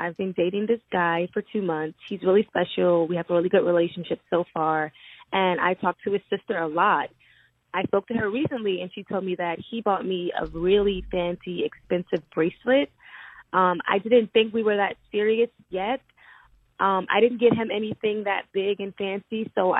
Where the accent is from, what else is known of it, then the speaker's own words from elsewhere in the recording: Albany, New York, United States; I'm from Albany, New York.